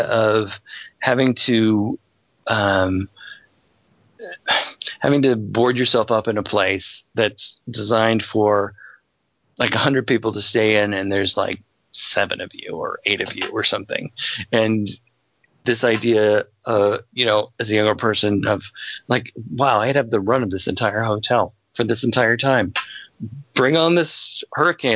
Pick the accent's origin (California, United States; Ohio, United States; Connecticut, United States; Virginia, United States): Virginia, United States; moved away; I spend a fair amount of time growing up in Virginia